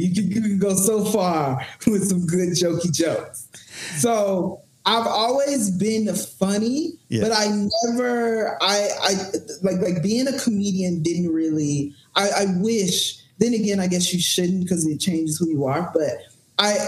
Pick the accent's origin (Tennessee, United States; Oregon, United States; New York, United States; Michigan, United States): Tennessee, United States; Memphis; moved away as an adult; also born or lived in Houston, Texas / Bible Belt; now in Los Angeles, United States; Memphis, Tennessee, Memphis